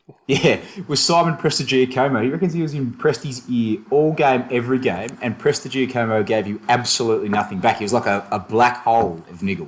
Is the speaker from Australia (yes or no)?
yes; Australia; moved away as an adult; now in London, United Kingdom; moved out from Australia to the UK